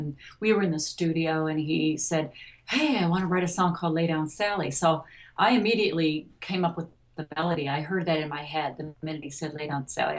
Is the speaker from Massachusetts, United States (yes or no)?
no; Detroit, Michigan, United States; I grew up in Detroit